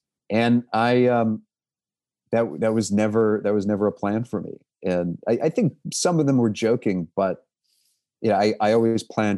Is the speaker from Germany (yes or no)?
no; United States; as an American